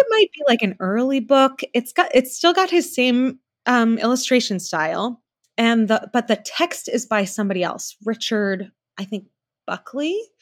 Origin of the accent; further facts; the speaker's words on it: New Zealand; moved away; I am from New Zealand. I was born there.